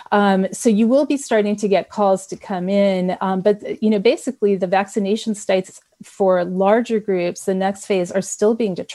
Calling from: Napa, California, United States; Yeah, I'm … from Napa

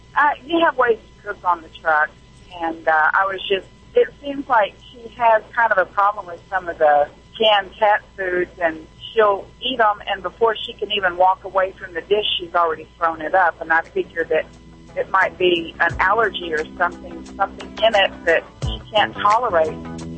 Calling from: Arkansas, United States; Well, I'm in Arkansas right now. I'm a truck driver.

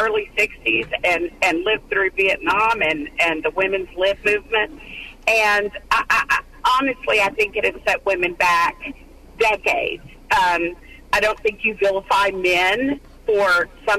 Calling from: Dallas, Texas, United States; I'm calling from Dallas. I live in a suburb.

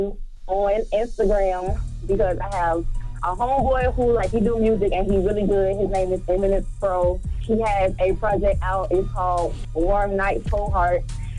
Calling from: Orlando, Florida, United States; also born or lived in Gainesville, United States; So I'm calling from Orlando, Florida. I moved here from Gainesville 3 years ago.

